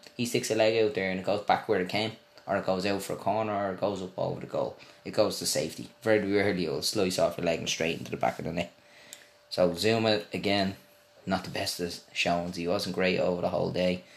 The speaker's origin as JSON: {"language": "English", "country": "Ireland", "said": "an Irish fan of Chelsea"}